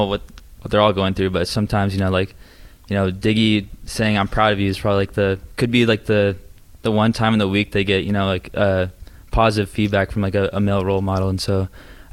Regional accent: Bay Area, California, United States; moved away; growing up in the Bay Area

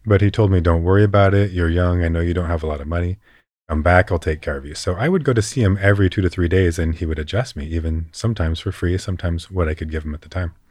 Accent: West Coast of California, United States; I grew up surfing in the West Coast of California

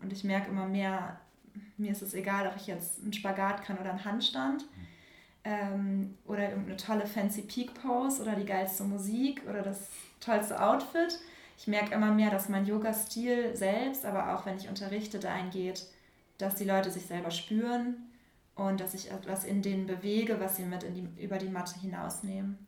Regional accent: Germany; now in Hamburg, Germany; Nähe, Nähe Bremen

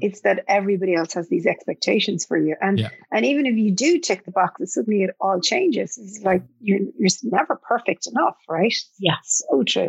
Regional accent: Ireland; as an Irish person

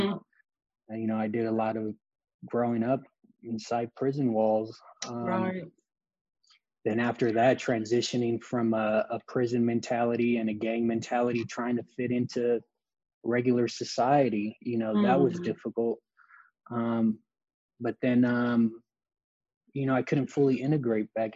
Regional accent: Los Angeles, California, United States; I grew up in Los Angeles

